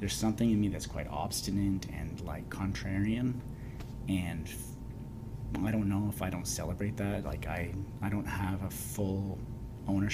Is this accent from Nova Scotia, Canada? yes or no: no; Kingston, Ontario, Canada; now in Victoria, Canada; as a Canadian and where I'm from and growing up in Kingston, Ontario